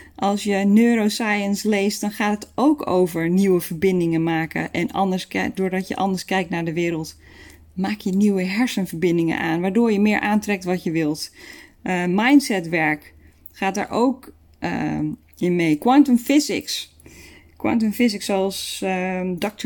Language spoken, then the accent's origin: Dutch; Netherlands; we daar als Nederlanders